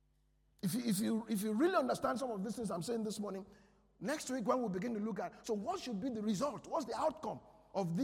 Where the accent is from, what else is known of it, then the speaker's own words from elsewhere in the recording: Nigeria; I'm a Nigerian